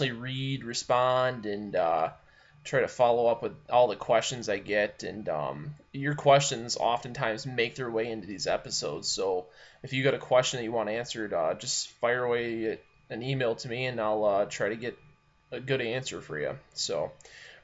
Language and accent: English; Michigan, United States; I'm from Michigan.